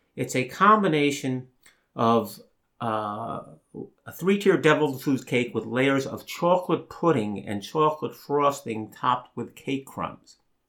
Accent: Long Island, New York, United States; I grew up in Long Island

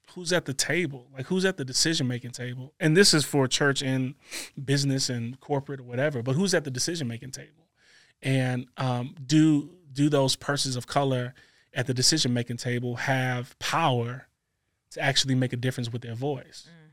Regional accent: Maywood, United States; I'm a kid from Maywood

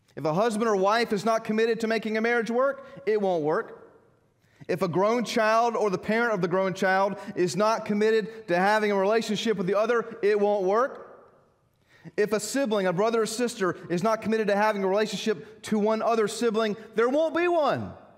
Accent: United States; Growing up in America

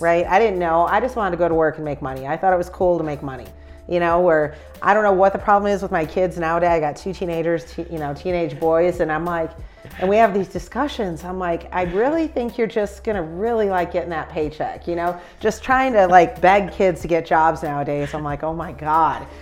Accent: Chicago, Illinois, United States; I'm from Chicago

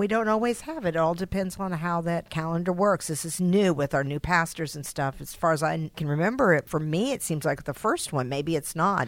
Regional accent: Texas, United States; moved away as an adult; I am from Texas, so I'm another Texan

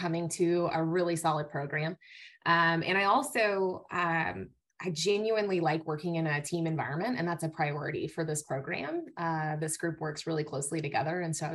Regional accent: Dallas, Texas, United States; moved away as an adult; also born or lived in Lubbock, Texas / Athens, Georgia / College Station, Texas; now in Tennessee, United States; I'm originally from Texas. I grew up in the Dallas-Fort Worth area, just north of Dallas, in kind of the Louisville-Carrollton area

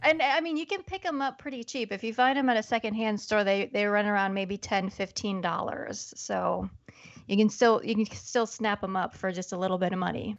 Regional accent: Iowa, United States; I'm from Iowa, born and raised, Midwest gal

